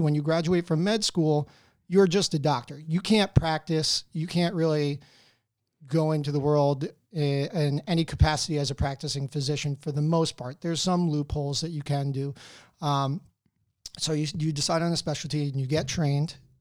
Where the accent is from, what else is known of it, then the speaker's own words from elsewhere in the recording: Wayne, New Jersey, United States; moved away as an adult; So, I grew up fro, um, in Wayne, New Jersey. Um, I was there until high school. Well, I graduated from high school there